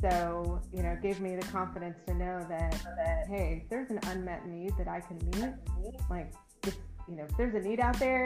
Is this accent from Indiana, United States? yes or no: yes; Indianapolis, Indiana, United States; also born or lived in Bloomington, Indiana; I'm from Indianapolis, so I've lived here almost my whole life